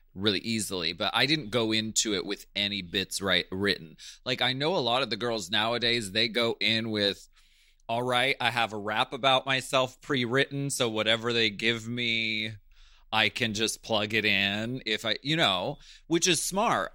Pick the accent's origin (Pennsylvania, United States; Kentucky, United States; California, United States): Pennsylvania, United States; I'm from Pennsylvania. That, that's our natural speaking voice